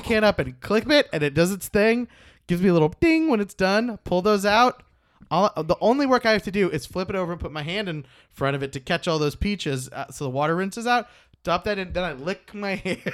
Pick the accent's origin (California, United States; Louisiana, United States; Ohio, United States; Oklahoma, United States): Oklahoma, United States; I'm from Oklahoma